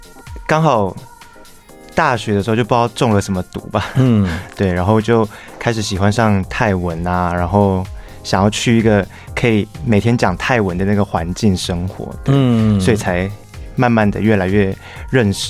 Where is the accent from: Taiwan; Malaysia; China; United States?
Taiwan; Tainan; 土生土长的台南人。